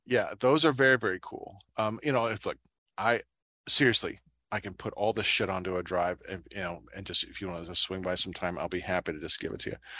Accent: Little Vermilion, United States; growing up in Little Vermilion

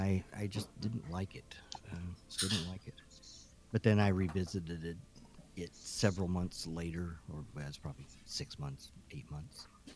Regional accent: Toledo, Ohio, United States; We're driving home, you know, we're from Toledo clear out into the boondocks.

